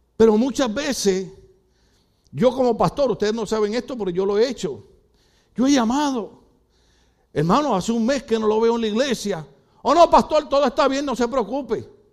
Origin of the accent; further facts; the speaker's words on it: Puerto Rico; moved away; En mi país es así